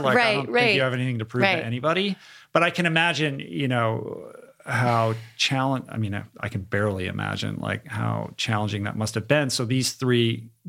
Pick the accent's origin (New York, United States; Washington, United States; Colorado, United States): Washington, United States; Seattle; I grew up in Seattle